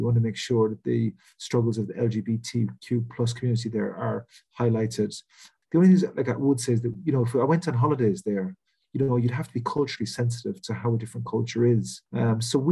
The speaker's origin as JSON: {"language": "English", "area": "West Coast of Ireland", "region": "west of Ireland", "country": "Ireland", "tie": "born or raised there", "moved": "as an adult", "lives_now": "Wales, United Kingdom", "said": "I grew up in Ireland on the West Coast, which is a mecca for tourism."}